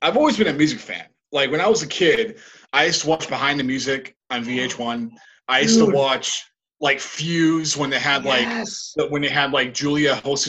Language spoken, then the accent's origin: English; Rhode Island, United States; I really wanted to get out of my home state. I really wanted to get out. And I guarantee there's probably people that either regret not leaving their home state in Rhode Island